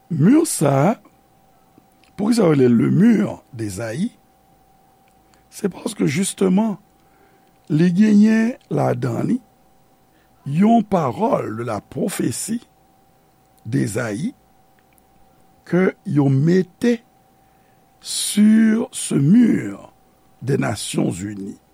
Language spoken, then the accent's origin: Haitian Creole; Haiti; peyi kote nou fet, Haiti